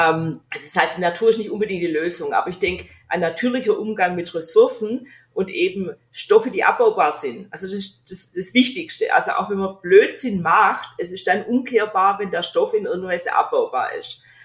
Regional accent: Australia; moved away; ich bin Australierin

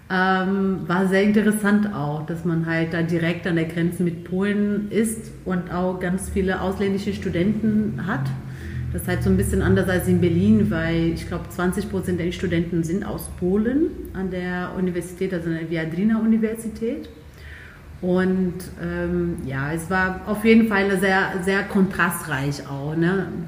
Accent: Brazil; now in Dresden, Germany; Äh, in dem Land, in dem Bundesland, wo ich aufgewachsen bin, ist Samba leider noch, leider würde ich sagen, nicht so ganz präsent.

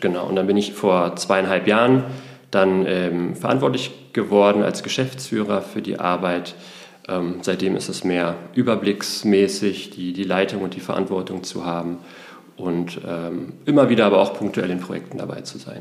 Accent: Berlin, Germany; gebürtiger Berliner, bin im Westberliner Plattenbau aufgewachsen

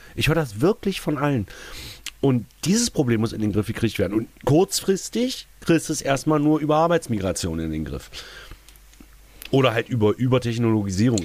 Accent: East Germany, Germany; mein ostdeutsches Patriotenherz

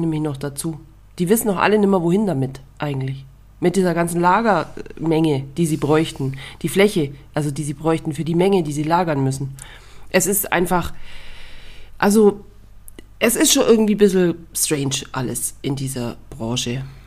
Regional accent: Bavaria, Germany; also born or lived in Munich commuter belt; bei uns in Bayern und ich wohne ja quasi im Speckgürtel von München

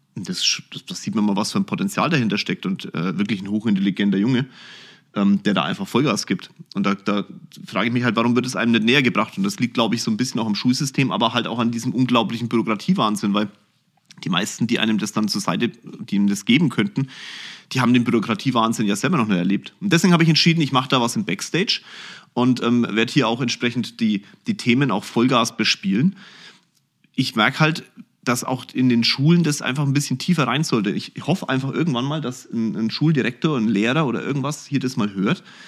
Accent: Germany; bei uns in Deutschland

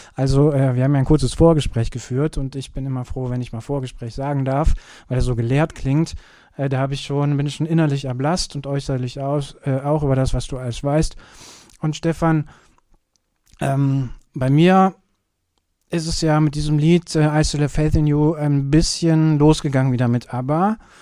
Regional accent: Kürten, North Rhine-Westphalia, Germany; now in Cologne, Germany; wo ich herkomme. Ich komme ja aus Kürten.

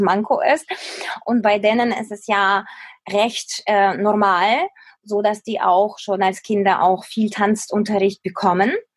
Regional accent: Ukraine; moved away as an adult; also born or lived in Kyiv; now in Germany; in der Ukraine, da wo ich aufgewachsen bin

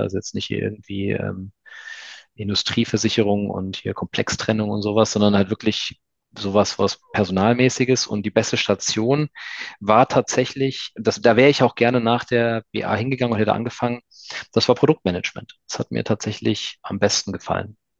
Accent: near Frankfurt, Hesse, Germany; now in Stuttgart, Germany; Ich komme ja ursprünglich aus der Nähe von Frankfurt, also bin Hesse

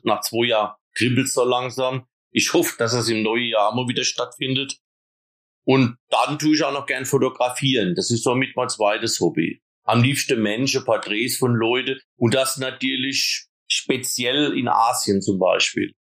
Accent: Eisenberg, Germany; bei uns in Eisenberg

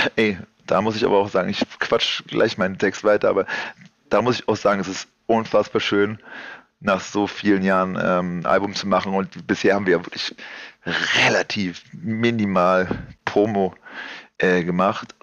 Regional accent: Berlin, Germany; ich bin Kreuzberger aus Berlin

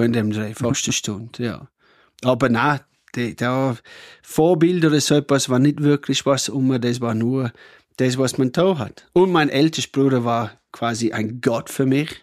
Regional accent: Cooma, New South Wales, Australia; German is a second language; moved away as an adult; also born or lived in Austria; now in Pettneu am Arlberg, Austria; ich komme aus Australien, vielleicht hört man es eh. Also, aber oh, ich komme von einem Dorf, Kuma heißt es

